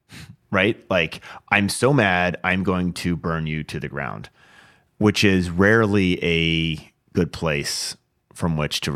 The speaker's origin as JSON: {"language": "English", "region": "Washington", "country": "United States", "tie": "born or raised there", "said": "So, I mean, this happened, this is in my home state, Washington, Vancouver, Washington."}